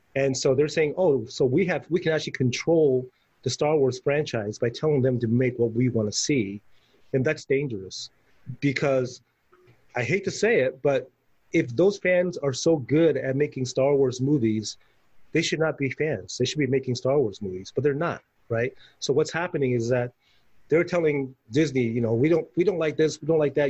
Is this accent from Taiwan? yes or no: yes; Taiwan; when I was a kid growing up in Taiwan